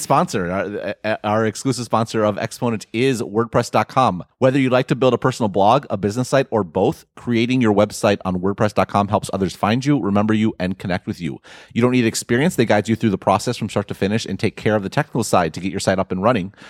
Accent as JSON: {"language": "English", "country": "United States", "said": "I'm an American"}